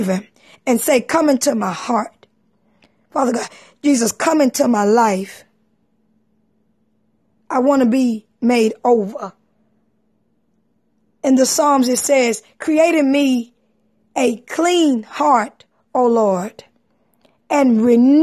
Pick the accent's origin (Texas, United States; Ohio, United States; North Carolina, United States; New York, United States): Texas, United States; I'm from Texas